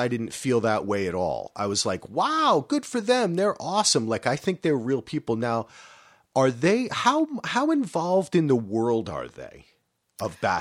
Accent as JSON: {"language": "English", "region": "New Jersey", "country": "United States", "said": "I'm from New Jersey"}